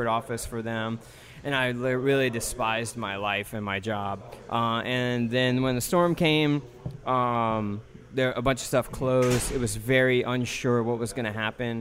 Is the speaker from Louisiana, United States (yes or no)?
yes; Marrero, Louisiana, United States; I grew up way back there, like really near Lafitte, actually, like at the very end of Barataria in Marrero